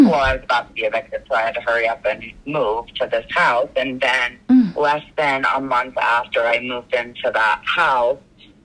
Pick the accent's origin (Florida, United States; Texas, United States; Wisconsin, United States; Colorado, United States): Florida, United States; West Palm Beach; moved away as an adult; also born or lived in Kansas / Kingsland, Georgia; now in Connecticut, United States; I was born in Florida. Okay. I lived in West Palm Beach until I was like 20. Then I lived in Kansas for like a year, and then moved to Connecticut. So I've been in, and I actually lived in Kingsland, Georgia for a couple years.